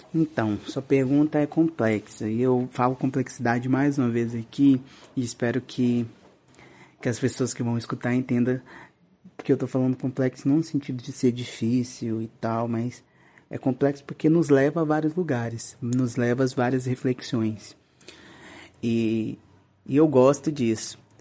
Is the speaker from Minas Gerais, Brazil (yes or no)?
yes; interior of Minas Gerais, Brazil; moved away; eu vim de, do interior de Minas Gerais